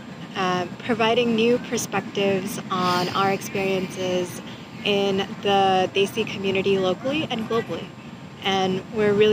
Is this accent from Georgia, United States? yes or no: no; California, United States; also born or lived in India; a cisgendered woman growing up in California, but having been born in India and immigrated here.